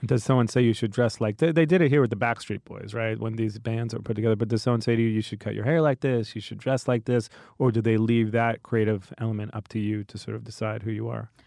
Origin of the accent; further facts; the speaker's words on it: New York, United States; accent: New York; I'm from New York